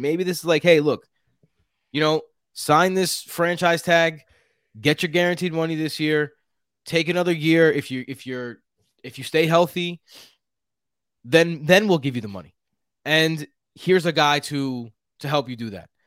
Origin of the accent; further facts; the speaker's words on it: New York City, New York, United States; accent: Queens; I have the most Queens accent of anyone she's ever